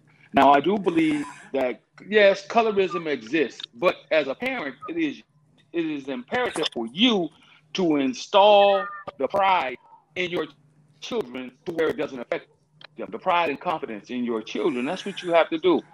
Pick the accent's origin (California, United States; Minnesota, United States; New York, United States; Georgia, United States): California, United States; Southern; I grew up in Southern California